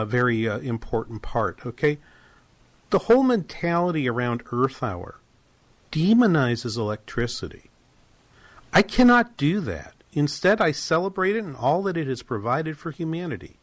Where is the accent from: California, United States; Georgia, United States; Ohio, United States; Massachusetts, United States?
Massachusetts, United States; Boston; I grew up in New England